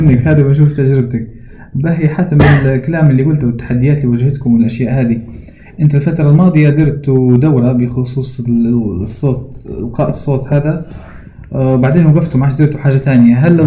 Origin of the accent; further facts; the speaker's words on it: Libya; accent: Libyan; احنا الليبيين بشكل عام نقدر نقول لهجتنا واضحة